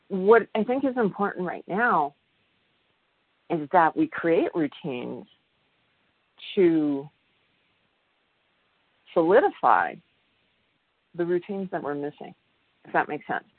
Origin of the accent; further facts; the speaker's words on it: Midwest, United States; I come from the Midwest, and in the Midwest, we had basements